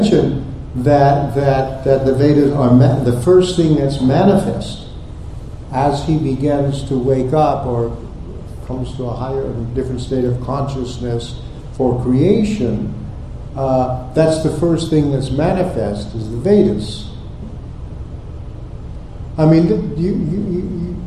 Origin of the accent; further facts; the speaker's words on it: Texas, United States; also born or lived in Oklahoma; I grew up in Texas and Oklahoma